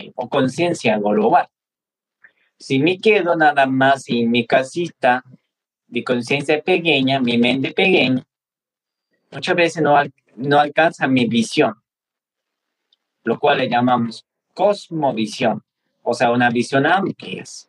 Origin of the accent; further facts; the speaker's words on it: Nepal; moved away; a mí me tocó nacer en Nepal, en la Himalaya, cerca de Mount Everest. Y bueno, pues eh, yo puedo decir que soy nepalés tibetano